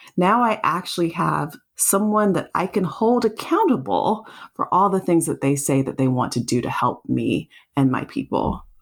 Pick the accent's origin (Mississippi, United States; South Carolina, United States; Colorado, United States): South Carolina, United States; Growing up in South Carolina